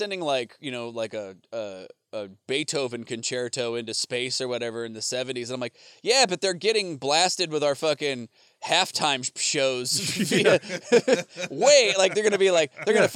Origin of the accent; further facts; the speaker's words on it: Arizona, United States; I grew up in Arizona, big Mormon contingency there